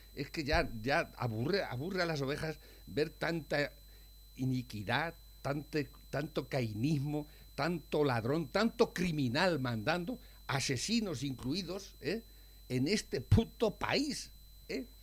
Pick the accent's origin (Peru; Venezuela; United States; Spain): Spain; nacimos en España y realmente no podemos ser otra cosa